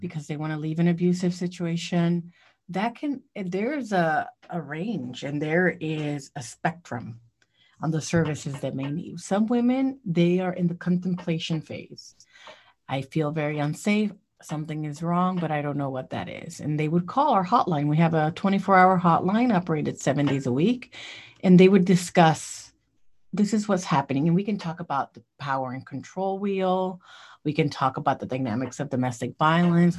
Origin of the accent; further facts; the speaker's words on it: Puerto Rico; now in Columbia, United States; I grew up in Puerto Rico